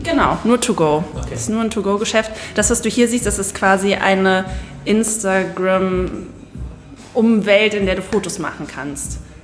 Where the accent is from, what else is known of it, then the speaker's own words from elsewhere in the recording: Siegburg, North Rhine-Westphalia, Germany; ich bin aus Siegburg